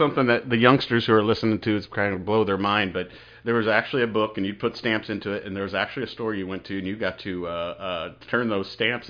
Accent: Indianapolis, Indiana, United States; I was born and raised in Indianapolis, Indiana. Went to Broderpoel High School.

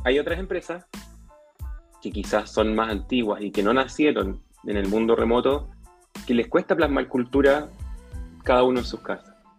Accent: Santiago, Santiago Metropolitan Region, Chile; moved away as an adult; now in Papudo, Chile; Yo soy santiaguino

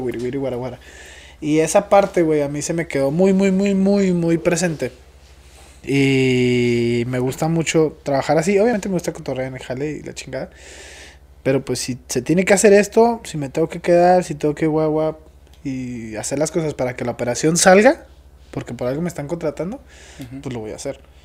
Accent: Mexico; como buen mexicano

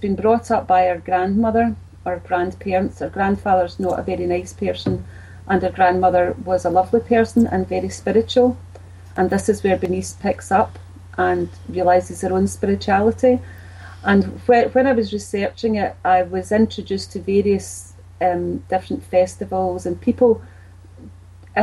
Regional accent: Glasgow, Scotland, United Kingdom; I grew up in Bridgeton. It's in the east end of Glasgow. That's where I was born, and then I moved

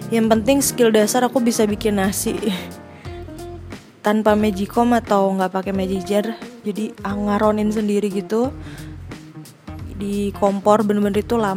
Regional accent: Magelang, Central Java, Indonesia; also born or lived in Jakarta; jadi aku memang lahir di Jakarta tapi besar dan berkembang berkembang secara fisik dan juga pola pikirnya mindsetnya di Magelang, sebuah kota kecil yang dikenal sebagai kota Taru

